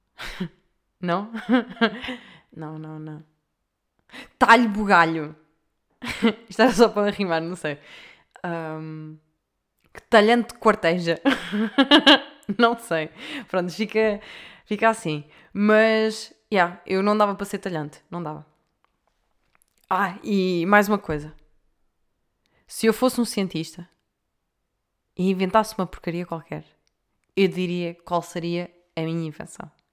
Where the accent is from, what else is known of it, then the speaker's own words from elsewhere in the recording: Leiria, Centro, Portugal; eu como sou de leiria